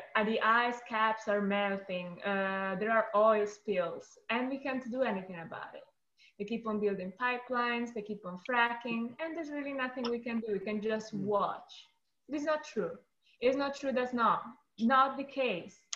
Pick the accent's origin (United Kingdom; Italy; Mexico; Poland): Italy; also born or lived in upstate New York; now in United States; I am originally from Italy